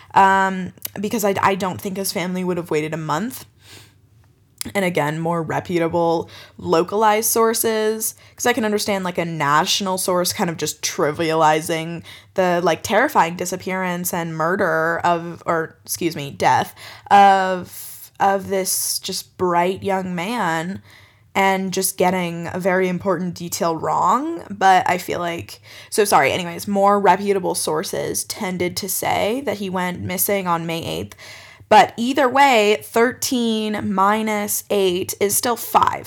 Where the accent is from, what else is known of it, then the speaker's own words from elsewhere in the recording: Colorado, United States; my home state, Colorado